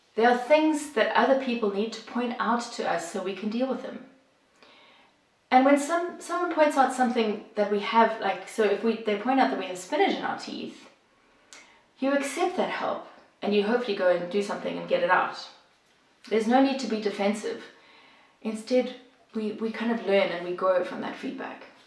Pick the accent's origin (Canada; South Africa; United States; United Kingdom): South Africa; moved away as an adult; now in Bosnia and Herzegovina; if you're wondering about the accent, I'm originally from South Africa, but I have lived and worked here in Bosnia and Herzegovina for the last 20 years.